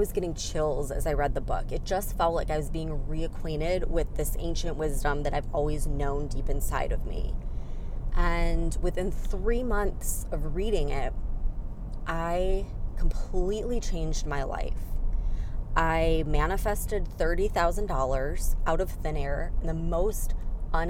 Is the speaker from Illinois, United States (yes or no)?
yes; Chicago, Illinois, United States; moved away as an adult